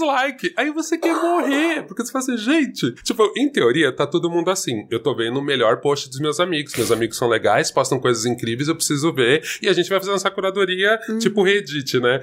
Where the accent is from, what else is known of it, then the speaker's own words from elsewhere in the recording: São Paulo, Brazil; eu sou de São Paulo, minha família mora aqui